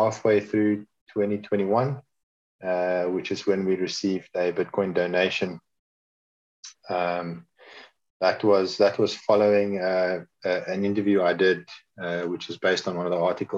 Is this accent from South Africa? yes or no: yes; South Africa; I'm South African. I was born here. I grew up here.